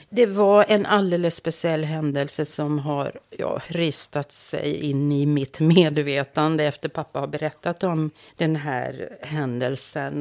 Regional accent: Finland; mitt hemland.

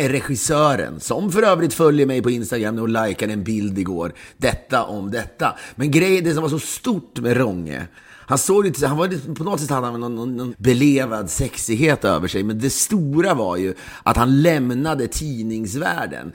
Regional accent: Sweden; now in United States; den har man liksom aldrig upplevt som svensk. Nu bor jag visserligen i USA

